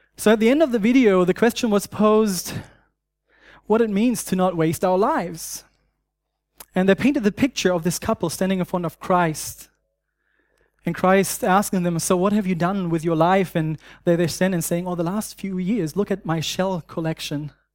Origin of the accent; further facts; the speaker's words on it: Germany; accent: German; English is a second language; moved away; I grew up in Germany